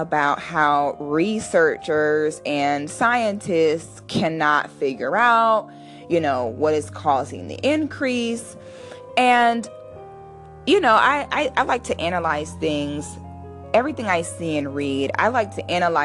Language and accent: English; United States; a Black person born in the United States